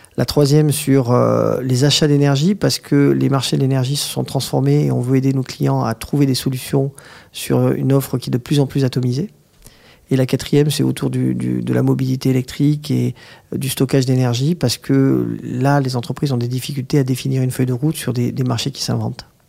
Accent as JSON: {"language": "French", "town": "Agen", "region": "Nouvelle-Aquitaine", "country": "France", "tie": "born or raised there", "moved": "yes", "lives_now": "Paris, France", "said": "je suis né à Agen"}